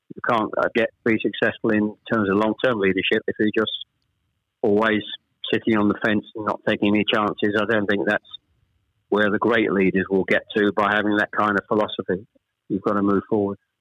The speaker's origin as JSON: {"language": "English", "town": "Chelmsford", "region": "East of England", "country": "United Kingdom", "tie": "born or raised there", "also_born_or_lived": "Ashton-under-Lyne / Manchester", "said": "We actually moved south from Manchester. We, we, I was born in Ashton under Lyne we actually moved south to Chelmsford when I was pr- probably I was the eldest of three. When I was probably about seven or eight"}